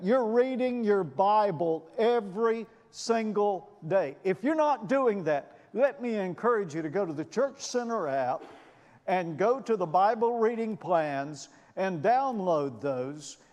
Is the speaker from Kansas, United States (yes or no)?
no; Alabama, United States; moved away; I grew up in Alabama